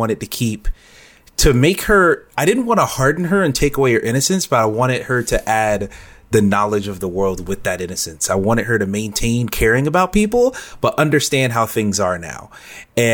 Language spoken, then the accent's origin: English; the South, United States; I grew up in the South